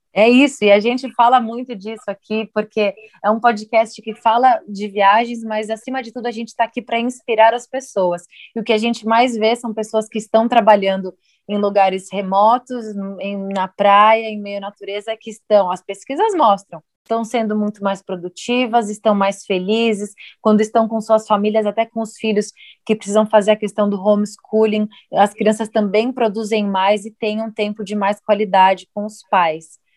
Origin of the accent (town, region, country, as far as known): Brazil